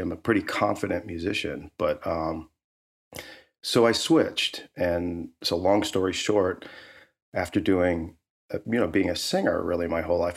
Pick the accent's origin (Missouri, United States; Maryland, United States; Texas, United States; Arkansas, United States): Missouri, United States; St. Louis; moved away as an adult; also born or lived in Alabama / Boulder, Colorado; growing up as a kid in Saint Louis